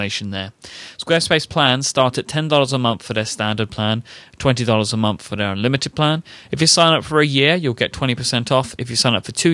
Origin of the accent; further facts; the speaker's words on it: London, United Kingdom; accent: Cockney; I grew up in the East End of London, so I'm considered to be a Cockney.